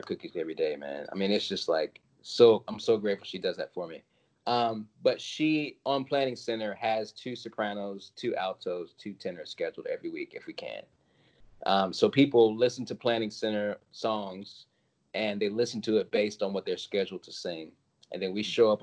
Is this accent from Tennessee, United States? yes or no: yes; Collierville, Tennessee, United States; now in Nashville, United States; I grew up outside of Memphis, mostly